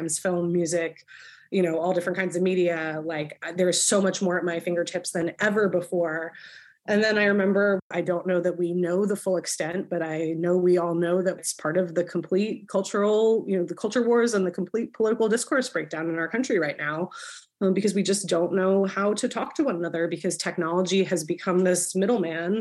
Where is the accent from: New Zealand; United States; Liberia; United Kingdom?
United States; New Jersey; also born or lived in Philadelphia, United States; my parents' house that I grew up in South Jersey